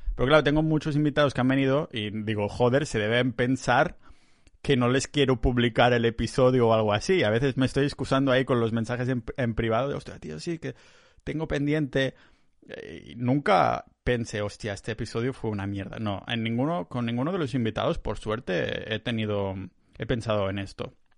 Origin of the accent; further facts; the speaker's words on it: Catalonia, Spain; now in Tallinn, Estonia; soy muy catalán